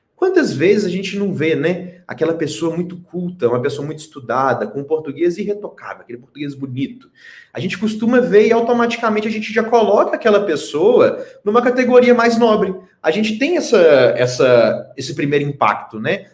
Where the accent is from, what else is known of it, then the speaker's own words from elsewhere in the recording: Belo Horizonte, Minas Gerais, Brazil; eu sou o único mineiro em BH ainda